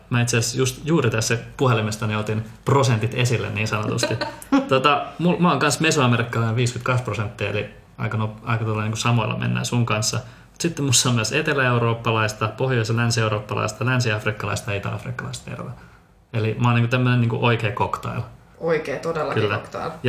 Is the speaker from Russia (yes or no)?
no; Bogotá, Colombia; born there; Tuosta tuli muisto mieleen, koska sun äiti silloin kävi siellä meidän tota, sairaalassa, missä me synnyttiin Bogotassa.